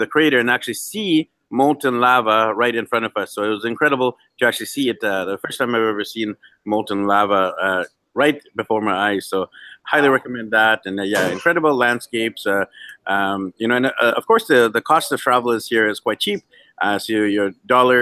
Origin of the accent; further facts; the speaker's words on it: Vancouver, British Columbia, Canada; moved away; my hometown of Vancouver